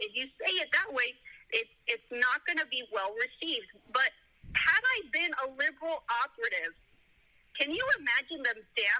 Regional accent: South Florida, United States; now in Tennessee, United States; I'm a pastor's kid. I grew up in a Hispanic ministry that flourished in South Florida.

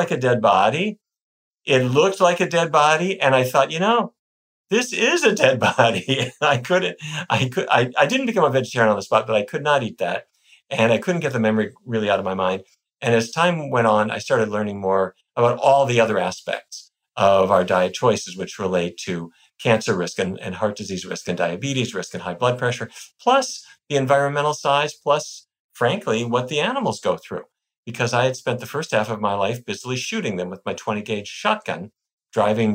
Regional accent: Fargo, North Dakota, United States; now in Washington, D.C., United States; I grew up in North Dakota in a town called Fargo.

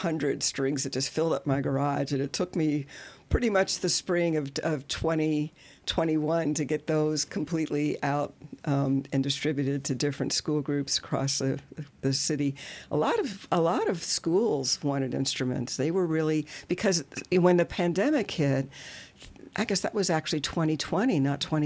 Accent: Louisville, Kentucky, United States; also born or lived in Washington, D.C.; now in Louisville, United States; I grew up in Louisville, I lived most of my life in the D.C. area

